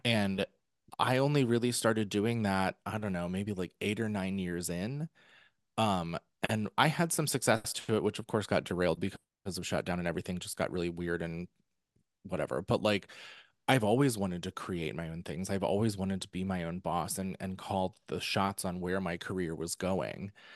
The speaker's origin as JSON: {"language": "English", "region": "New York", "country": "United States", "said": "I'm, I'm a New Yorker."}